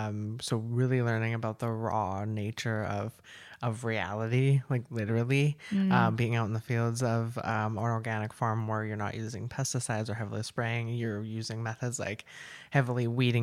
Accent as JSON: {"language": "English", "town": "Maple Ridge", "region": "British Columbia", "country": "Canada", "tie": "born or raised there", "also_born_or_lived": "Kelowna", "lives_now": "Chilliwack, Canada", "said": "Maple Ridge. I grew up in Maple Ridge. I moved all over. I even spent some time in Kelowna for a while"}